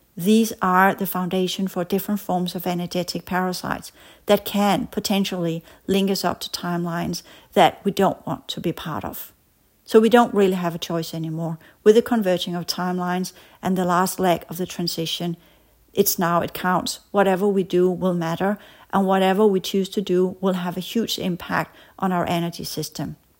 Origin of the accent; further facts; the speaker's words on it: Denmark; as we said in Danish, because I come from Denmark